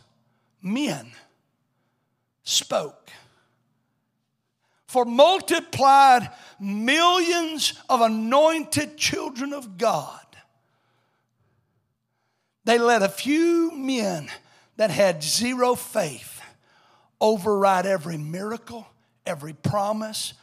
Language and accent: English; Alabama, United States; I come from Alabama